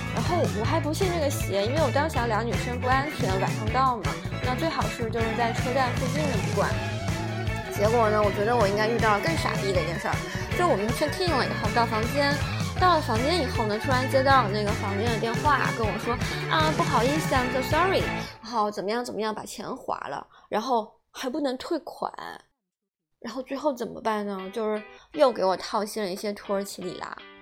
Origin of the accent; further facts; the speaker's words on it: southern China, China; 我一南方人也帮不了什么忙呀